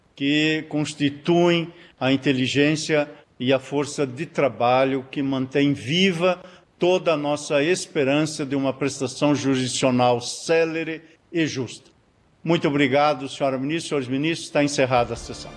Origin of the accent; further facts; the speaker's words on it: Rondinha, Rio Grande do Sul, Brazil; moved away; also born or lived in Paraná; Eu que nasci em Rondinha e me fiz paranaense